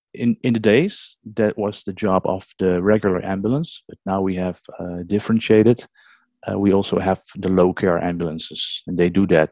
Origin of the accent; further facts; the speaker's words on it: Netherlands; English is a second language; from the Netherlands. And I'm as we call it, ambulance nurse, because they don't have a paramedic system over here.